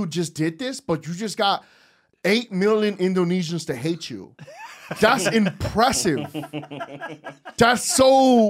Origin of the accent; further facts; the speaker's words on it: New York City, New York, United States; I'm from Harlem.